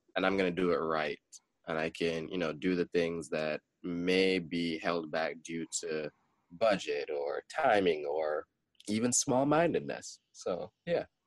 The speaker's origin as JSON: {"language": "English", "country": "Jamaica", "said": "growing up being a Jamaican"}